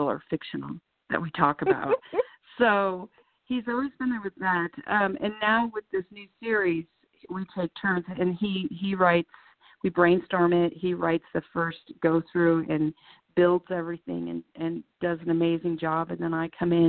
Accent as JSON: {"language": "English", "town": "Deadwood", "region": "South Dakota", "country": "United States", "tie": "born or raised there", "said": "I spent so much time growing up in Deadwood. My mom has lived there since I was in seventh grade, so I would spend a lot of time there going back and forth between my parents"}